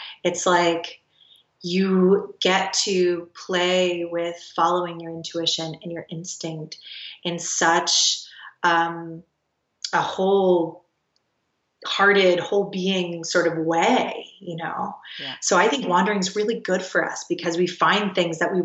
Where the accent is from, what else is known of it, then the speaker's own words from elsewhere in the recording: the South, United States; I grew up in the South